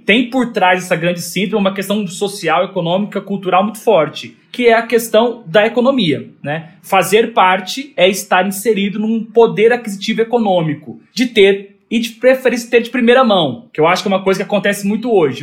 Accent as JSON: {"language": "Portuguese", "region": "Minas Gerais", "country": "Brazil", "said": "sou mineiro"}